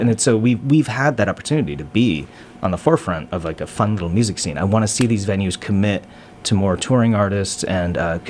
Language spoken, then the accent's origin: English; Lanesborough, Massachusetts, United States; also born or lived in Oakland, California; I grew up in Lanesboro, Mass, and moved to Oakland, California when I graduated from high school.